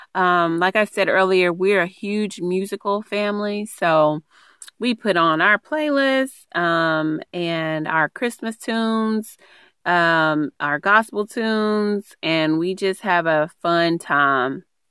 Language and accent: English; East Texas, United States; moved away; I'm originally from East Texas